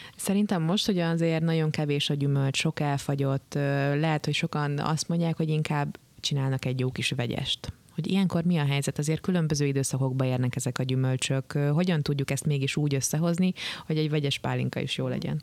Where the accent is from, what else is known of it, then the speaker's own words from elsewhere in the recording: Hungary; Azért jó magyarként szeretjük a pálinkát